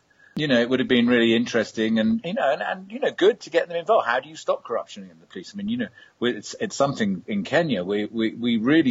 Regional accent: London, United Kingdom; As a Londoner, I'm used to ducking and diving around

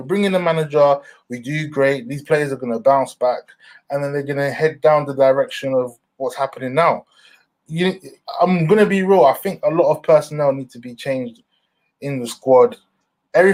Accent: London, United Kingdom; I grew up in London

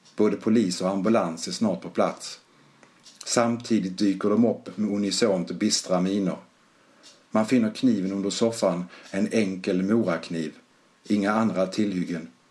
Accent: Malmö, Skåne, Sweden; accent: skorrande; now in Gothenburg, Sweden; Är ursprungligen från Malmö som säkert hörs på min smått skorrande dialekt

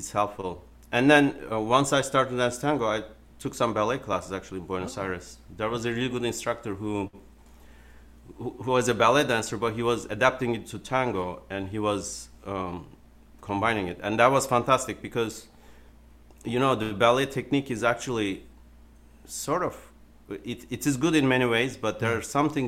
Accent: Turkey; moved away; I was born in Turkey, basically. So when I was a child, we would do Turkish folk dancing

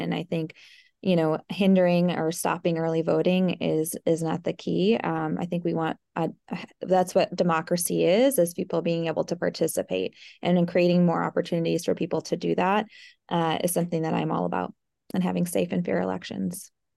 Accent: Eau Claire, Wisconsin, United States; I grew up here in the Eau Claire area. I grew up on a dairy farm

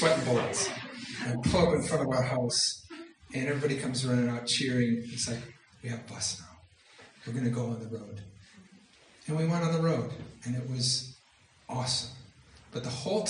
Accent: Minneapolis, Minnesota, United States; I'm from Minneapolis

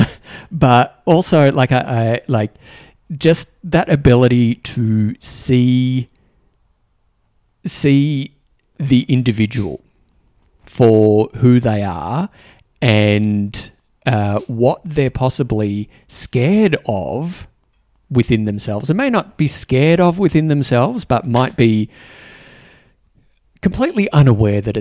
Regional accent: Australia; accent: Australian; moved away; also born or lived in New Zealand; speaking with an Australian accent

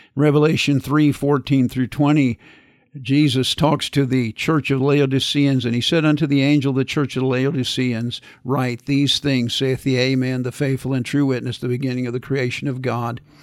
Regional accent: Kansas, United States; growing up in Kansas in the wintertime with the wind blowing

